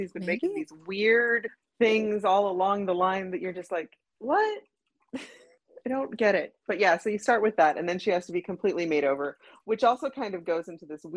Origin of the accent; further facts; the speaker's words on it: Montana, United States; moved away; I'm originally from Montana, and I'm a white girl from Montana